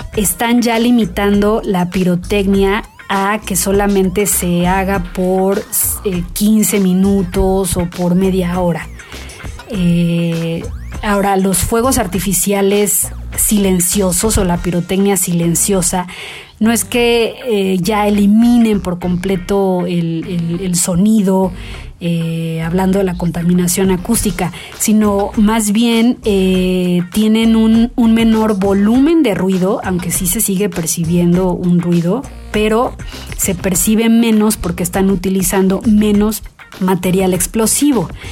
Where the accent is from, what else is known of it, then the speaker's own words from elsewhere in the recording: Mexico; quienes viven en México, quienes somos mexicanos